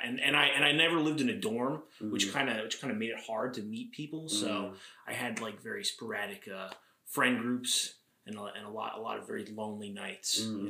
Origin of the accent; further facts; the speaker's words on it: Orangeburg, New York, United States; also born or lived in Boston; Yeah, I grew up in Rockland in Orangeburg. Mm. I lived in the same house my entire life.